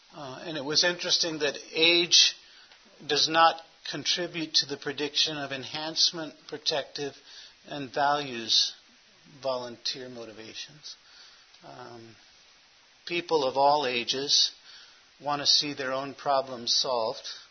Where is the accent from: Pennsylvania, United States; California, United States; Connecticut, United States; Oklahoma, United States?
California, United States; Los Angeles; now in Phoenix, United States; I was born in Hollywood, California.